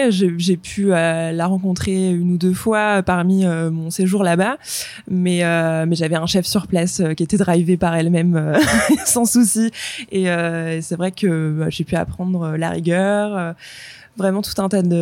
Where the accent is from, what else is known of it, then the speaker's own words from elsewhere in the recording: Le Mans, Pays de la Loire, France; also born or lived in London; now in Nantes, France; on est du Mans à la base